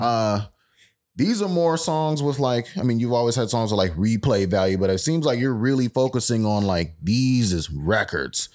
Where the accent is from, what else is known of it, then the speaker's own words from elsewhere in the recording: Fort Worth, Texas, United States; I'm not from Dallas at all. I'm Fort Worth till